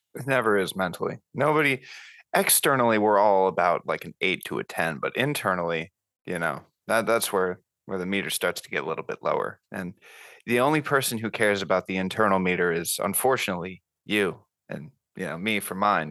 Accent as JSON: {"language": "English", "region": "Florida", "country": "United States", "tie": "born or raised there", "also_born_or_lived": "California / Memphis, Tennessee", "moved": "as an adult", "lives_now": "Knoxville, United States", "said": "I grew up in Florida"}